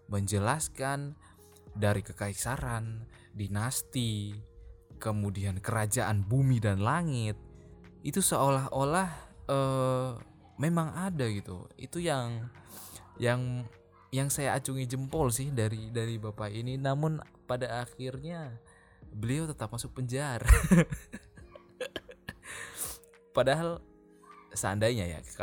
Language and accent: Indonesian; Java, Indonesia; saya sendiri sebagai orang Jawa pun mengakui bahwa kebudayaan di Jawa itu masih sangat-sangat kental